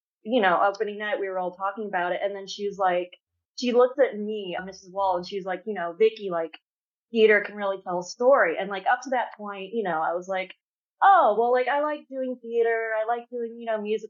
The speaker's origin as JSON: {"language": "English", "region": "Florida", "country": "United States", "tie": "born or raised there", "also_born_or_lived": "Fort Worth, Texas"}